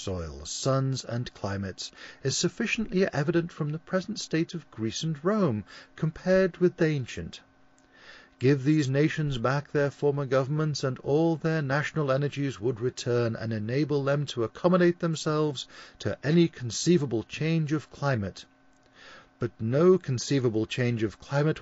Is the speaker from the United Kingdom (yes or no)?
yes; Liverpool, North West England, United Kingdom; accent: Scouse; my Liverpoolian accent. This is. It's called Scouse